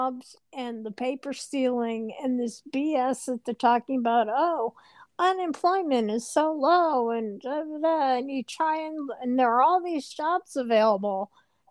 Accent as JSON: {"language": "English", "region": "California", "country": "United States", "tie": "born or raised there", "moved": "yes", "said": "I was raised mostly in California"}